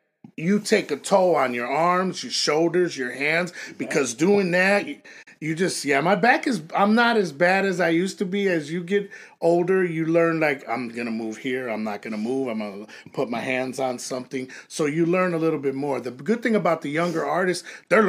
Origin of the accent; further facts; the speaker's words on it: Chicago, Illinois, United States; When I grew up in Chicago, I was cutting hair. I was lining. I was doing all that.